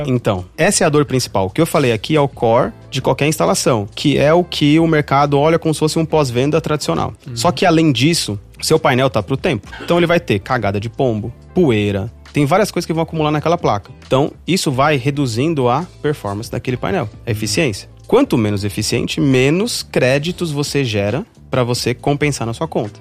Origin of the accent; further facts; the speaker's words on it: São Paulo, Brazil; moved away as an adult; also born or lived in Mossoró, Rio Grande do Norte; eu sou de São Paulo, né, sou natural de São Paulo